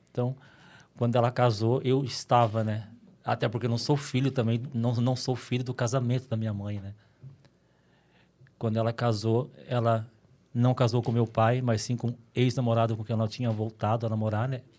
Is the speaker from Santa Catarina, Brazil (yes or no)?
no; Minas Gerais, Brazil; also born or lived in São Paulo, Brazil; now in Dracena, Brazil